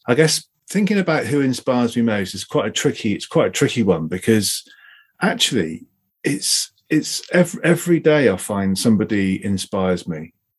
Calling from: South West England, United Kingdom; Hi, I'm down in Devon today.

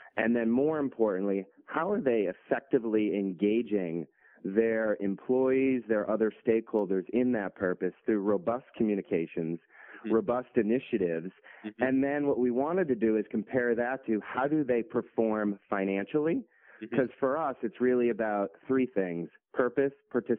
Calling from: Boston, Massachusetts, United States; Yeah, I'm calling from Boston, heading out to London on Monday

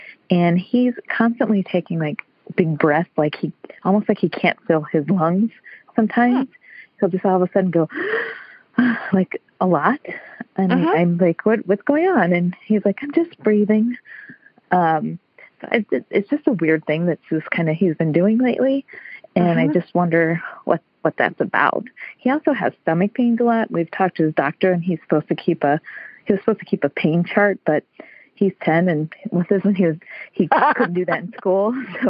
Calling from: Chicago, Illinois, United States; The Chicago area.

